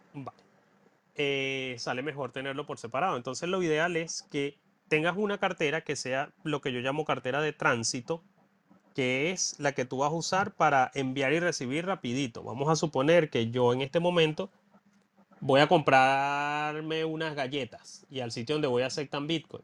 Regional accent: Venezuela; moved away; mi pueblito en Venezuela

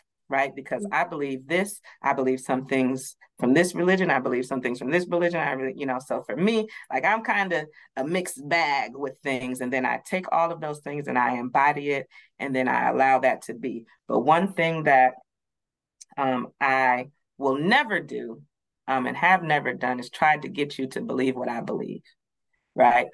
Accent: Madison, Wisconsin, United States; I grew up, I'm from Madison, Wisconsin, so I grew up in it's a little more diverse now

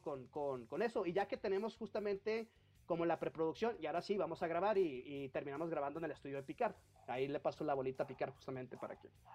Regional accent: Baja California, Mexico; moved away as an adult; now in Mexico City, Mexico; yo soy de Baja California

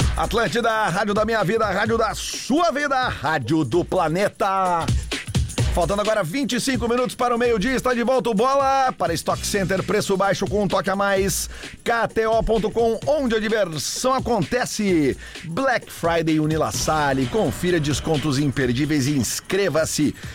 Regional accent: Porto Alegre, Rio Grande do Sul, Brazil; eu, eu cresci na Avenida Farrapos, eh, voluntários, eh, Cristóvão Colombo, todo aquele, aquele bairro, toda aquela área que é perto ali agora, que chama de quarto distrito

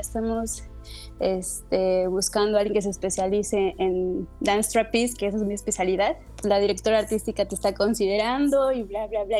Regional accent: Mexico; also born or lived in Morelos / Mexico City / Playa del Carmen; somos los mexicanos

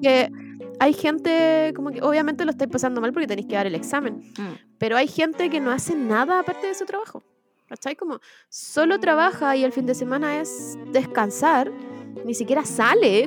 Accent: Chile; del acento chileno es que cambiamos las conjugaciones

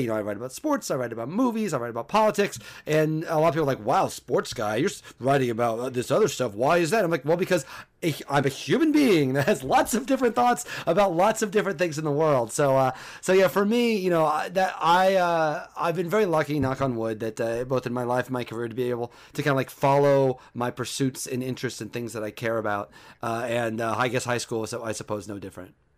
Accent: Mattoon, Illinois, United States; I am from Mattoon, Illinois, which is about an hour and forty-five minutes from Saint Louis.

